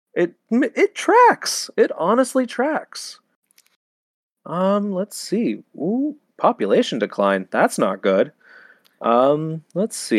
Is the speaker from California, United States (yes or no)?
yes; California, United States; I am from California